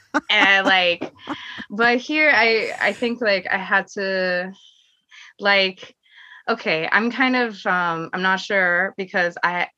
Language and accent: English; Seattle, Washington, United States; moved away as an adult; also born or lived in Sumida, Tokyo, Japan; now in Tokyo, Japan; I'm originally from Seattle, Washington.